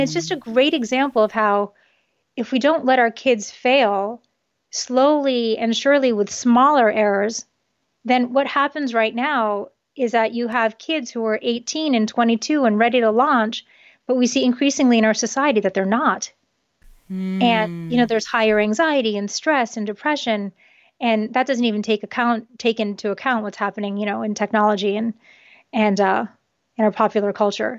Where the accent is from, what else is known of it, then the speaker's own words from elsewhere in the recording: United States; first language Japanese; English is a second language; moved away as an adult; also born or lived in New York City / Connecticut / Hong Kong; I grew up mostly on the East Coast in New York City and Connecticut